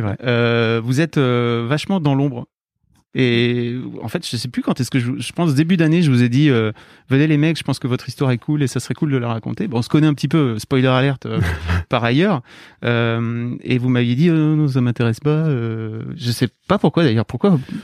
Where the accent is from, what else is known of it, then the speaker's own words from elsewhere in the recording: the North, Hauts-de-France, France; je viens du Nord